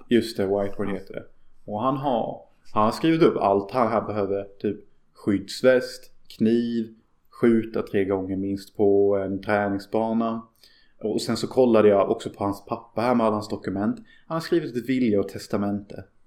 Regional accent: Sweden; jag skäms ju över att vara svensk.

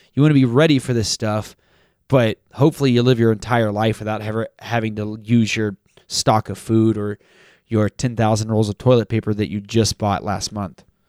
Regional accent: Texas, United States; I grew up in Texas, too

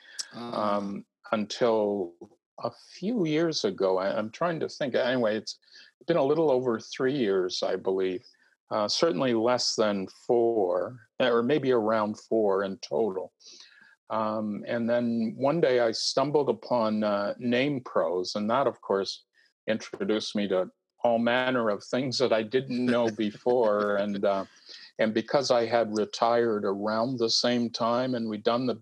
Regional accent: East Coast of Canada, Canada; moved away as an adult; now in British Columbia, Canada; I'm a Canadian and have spent most of my life on the east coast of Canada.

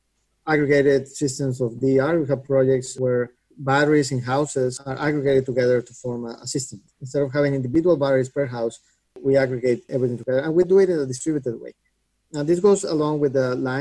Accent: Mexico; moved away as an adult; also born or lived in Boston; I grew up in Mexico and did my undergrad in Mexico and then moved to MIT for grad school to Boston

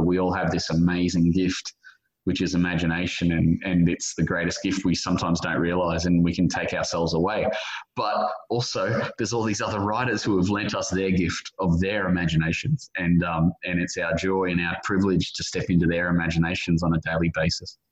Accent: Brisbane, Queensland, Australia; my hometown, Brisbane

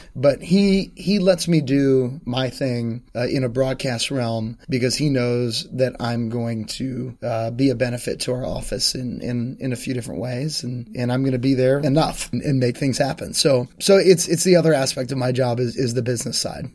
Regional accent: Northern Virginia, United States; I'm from this area, I'm from Northern Virginia, and I grew up in this area

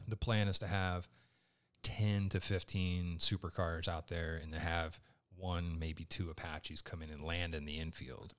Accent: Richmond, Indiana, United States; I grew up in Richmond, Indiana.

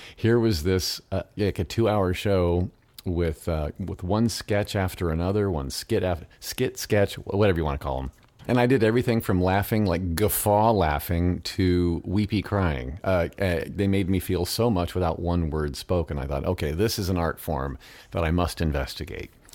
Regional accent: Midwest, United States; growing up in the Midwest

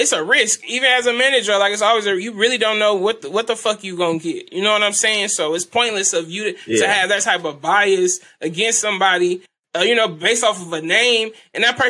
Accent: California, United States; I'm from California

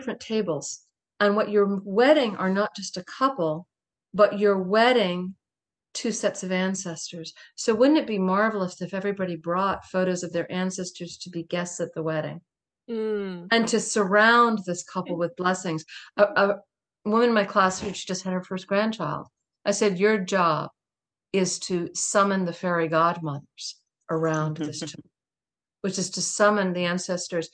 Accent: town next to Mattapoisett, Massachusetts, United States; I grew in the town next door

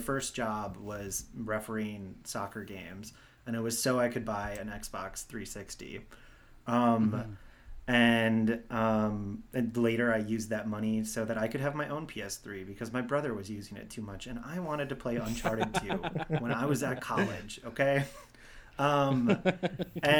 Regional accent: Milwaukee, Wisconsin, United States; I am from Milwaukee, and my family are like Marquette season basketball ticket holders.

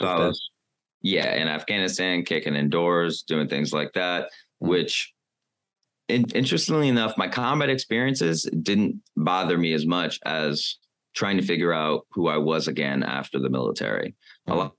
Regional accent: United States

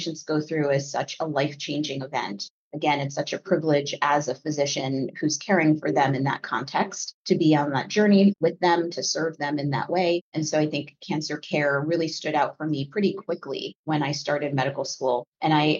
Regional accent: Connecticut, United States; I grew up in Connecticut.

